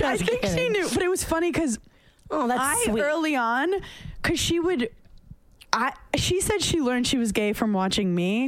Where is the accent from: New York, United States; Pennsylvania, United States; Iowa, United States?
New York, United States; New York City; I came from Park Slope, Brooklyn